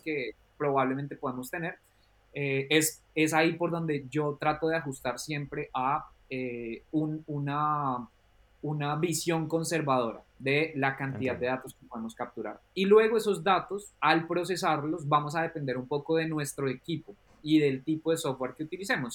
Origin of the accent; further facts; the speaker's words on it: Colombia; now in England, United Kingdom; vengo de Colombia, pero vivo actualmente en Inglaterra